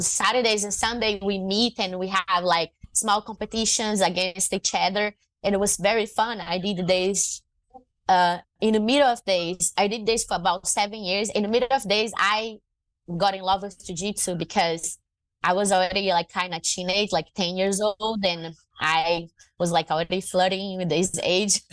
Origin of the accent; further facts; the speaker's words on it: Fortaleza, Ceará, Brazil; English is a second language; moved away as an adult; also born or lived in Maranhão, Brazil / Rio de Janeiro, Brazil; now in United States; I uh, was born in Maranhão. I was raised in Fortaleza, that's north north of Brazil